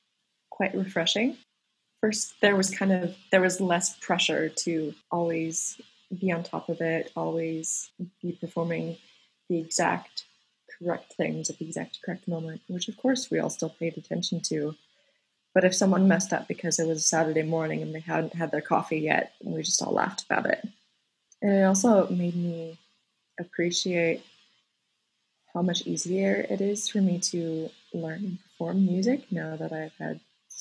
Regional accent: Colorado, United States; I attended high school in a very tiny rural town in Colorado.

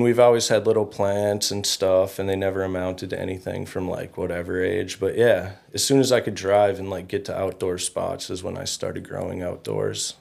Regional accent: Fergus Falls, Minnesota, United States; I grew up in Fergus.

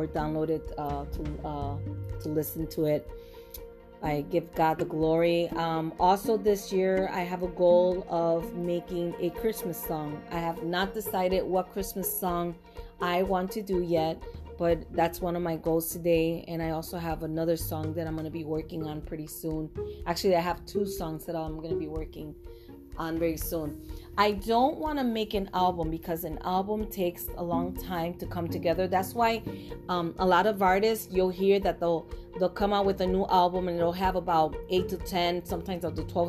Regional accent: Puerto Rico; first language Spanish; English is a second language; now in United States; I was born and raised in Puerto Rico

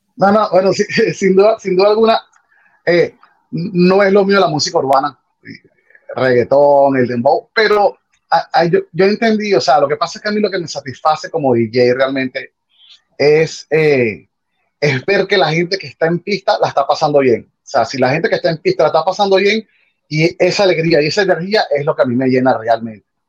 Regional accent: Caracas, Capital District, Venezuela; now in Miami, United States; soy de Caracas, Venezuela, de una parroquia que se llama El Valle

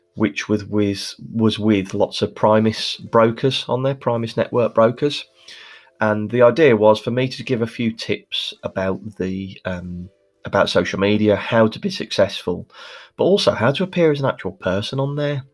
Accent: Birmingham, West Midlands, United Kingdom; as you can probably hear from my accent, I'm Birmingham born and bred

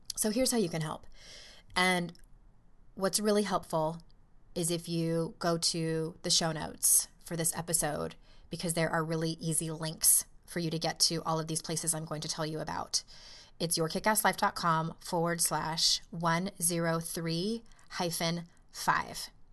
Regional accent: California, United States; when I was in elementary school and growing up in California

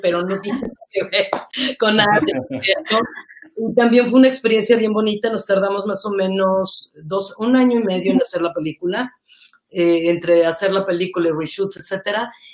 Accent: Mexico; como mexicanos

